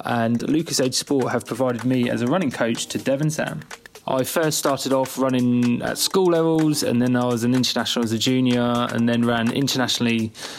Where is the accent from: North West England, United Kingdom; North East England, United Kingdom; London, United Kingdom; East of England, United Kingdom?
East of England, United Kingdom; Bedford; I coach a running club up in my hometown of Bedford.